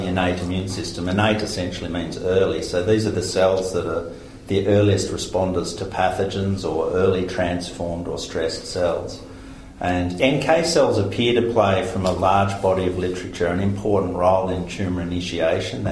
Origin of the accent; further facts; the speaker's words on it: Victoria, Australia; moved away as an adult; now in Queensland, Australia; I grew up largely in Victoria, lived in Victoria most of my life, and only recently moved to Queensland.